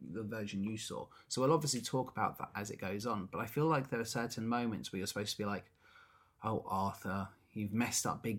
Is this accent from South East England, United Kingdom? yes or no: yes; Eastbourne, South East England, United Kingdom; I am born and raised in Eastbourne